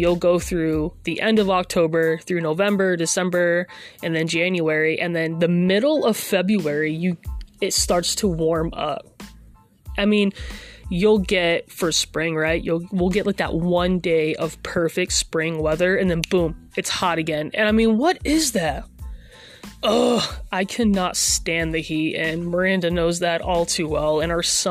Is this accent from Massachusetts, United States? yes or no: yes; Massachusetts, United States; now in Oklahoma, United States; I'm originally from Massachusetts